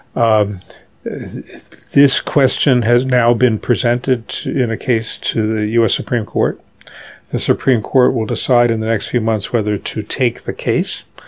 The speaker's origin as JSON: {"language": "English", "town": "Charleston", "region": "West Virginia", "country": "United States", "tie": "born or raised there", "moved": "as an adult", "lives_now": "New York, United States", "said": "I grew up in Charleston, West Virginia, which is a town dominated by the petrochemical industry."}